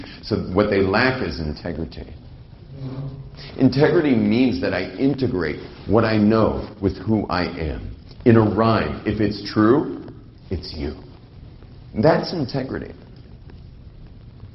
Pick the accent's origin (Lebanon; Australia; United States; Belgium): United States; California; moved away; I come from a world in California. I grew up basically in the Pacific Ocean